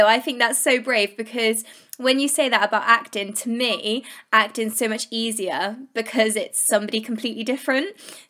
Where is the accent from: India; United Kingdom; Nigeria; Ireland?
United Kingdom; Well, obviously I'm British and I love that humour.